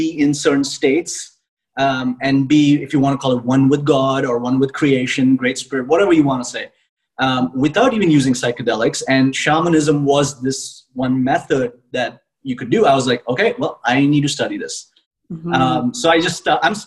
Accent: India; I am originally from India

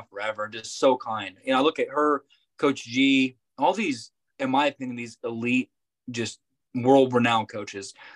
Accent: Norman, Oklahoma, United States; we are from Norman, I'm born and raised

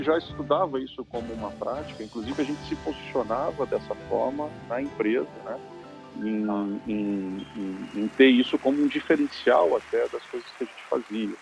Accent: Curitiba, Paraná, Brazil; um curitibano, onde faz frio

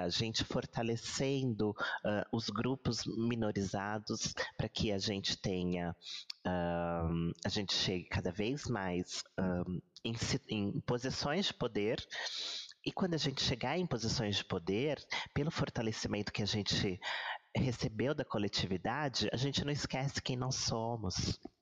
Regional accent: Brazil; nós somos um país aqui de terceiro mundo, um país um, sul-americano

